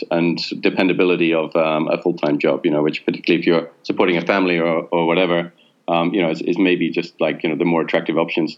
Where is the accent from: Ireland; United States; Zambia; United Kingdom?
United Kingdom; now in Berlin, Germany; I expect that I'll still be allowed to live and work in Berlin despite being a British citizen after Brexit.